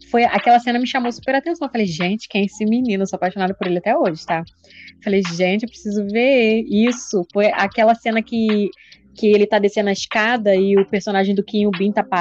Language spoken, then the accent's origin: Portuguese; Rio de Janeiro, Brazil; Bom, olá, pessoal. … Bom, eu sou carioca, 31 anos, sou um pouquinho mais velha que a Santa B.